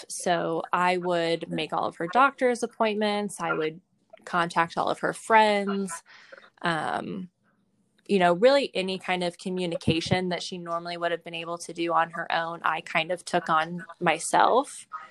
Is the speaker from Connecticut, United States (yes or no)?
no; Indianapolis, Indiana, United States; also born or lived in Michigan / Nashville, Tennessee; we moved to Indiana when I was pretty young, and I've lived here most of my life. So I I went to school here.